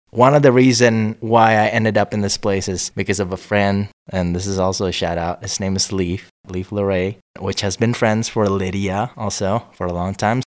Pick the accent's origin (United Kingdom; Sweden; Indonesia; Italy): Indonesia; also born or lived in several states in the United States; now in Crestone, United States; I'm originally from Indonesia